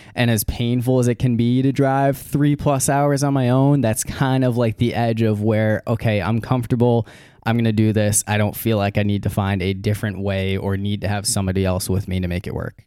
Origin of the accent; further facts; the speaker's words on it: New England, United States; moved away; up in in New England there is a Boston Express, which is it's not a train but it's a bus, and it'll go it goes through my hometown.